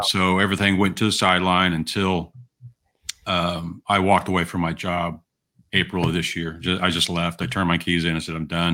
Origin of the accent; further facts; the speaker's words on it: Southern California, United States; I was from Southern California